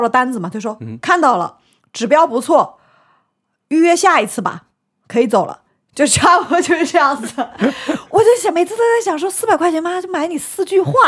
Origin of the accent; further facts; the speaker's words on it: Shanghai, China; 我是在我们上海很大的一个医院